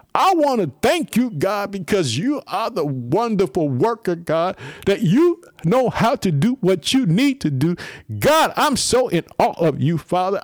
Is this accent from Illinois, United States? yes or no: yes; Illinois, United States; also born or lived in Chicago; the state of Illinois, my home state. I live in the city of Chicago